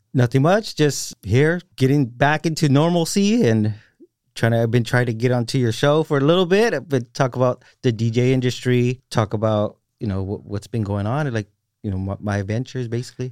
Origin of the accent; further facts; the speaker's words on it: Salinas, California, United States; also born or lived in Marina; I'm from Salinas